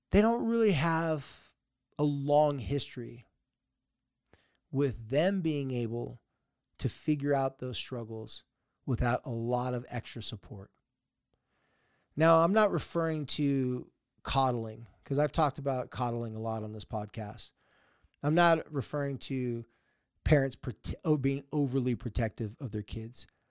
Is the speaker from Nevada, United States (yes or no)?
no; San Diego, California, United States; moved away; I grew up in San Diego